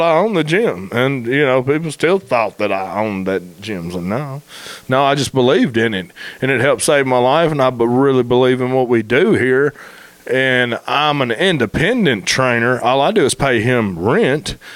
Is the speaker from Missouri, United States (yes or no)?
no; Memphis, Tennessee, United States; moved away as an adult; also born or lived in Marion; now in Searcy, United States; I grew up in Memphis